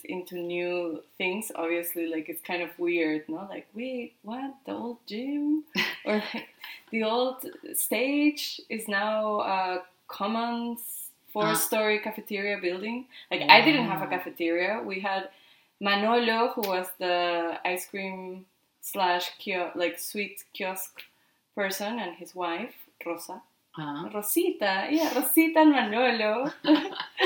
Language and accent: English; Lima, Peru; first language Spanish; English is a second language; now in Spain; I was born in Lima, Peru